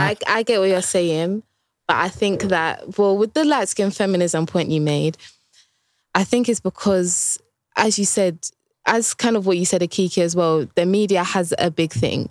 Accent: Essex, East of England, United Kingdom; growing up in Essex, when I was young

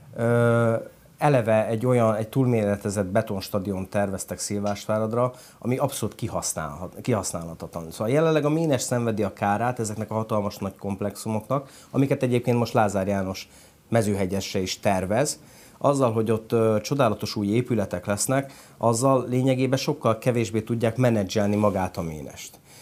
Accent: Hungary; moved away as an adult; Külföldön éltem feleségemmel együtt 5 évet, és 2000 14-ben jöttünk haza

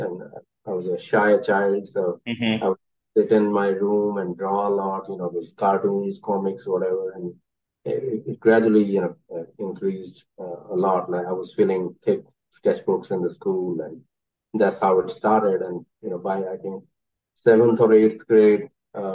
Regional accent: Chandigarh, India; moved away as an adult; now in Greensboro, United States; I was born in Chandigarh city of India

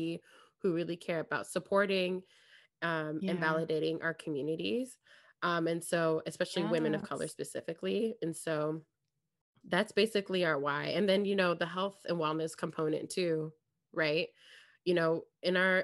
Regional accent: California, United States; I was born here in the States. And I grew up in California

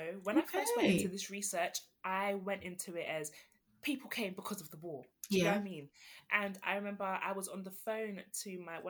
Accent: London, United Kingdom; I grew up in South London.

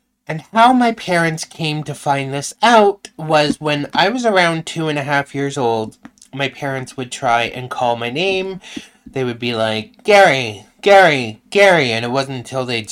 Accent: Canada; I'm from Canada too.

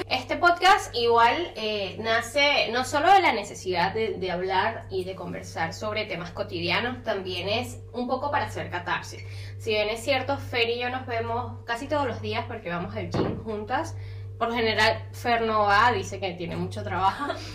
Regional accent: Caracas, Capital District, Venezuela; moved away as an adult; now in Montevideo, Uruguay; soy de Caracas

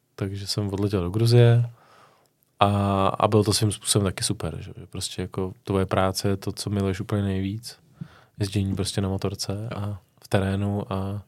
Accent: Vimperk, South Bohemian Region, Czechia; já jsem od, od Vimperka

